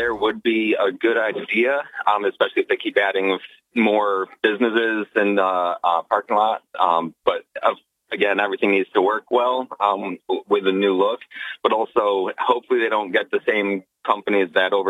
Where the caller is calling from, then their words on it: Binghamton, New York, United States; Morning, Bob. … from Binghamton.